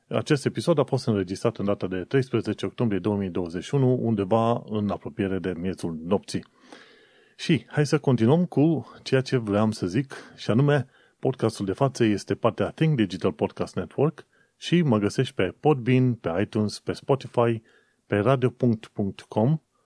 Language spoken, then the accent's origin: Romanian; Romania; moved away as an adult; now in London, United Kingdom; încă făceam muncă pentru firma din România